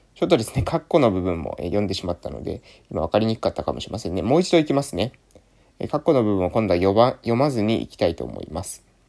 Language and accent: Japanese; Japan; 今出身の、えー、村に住んでます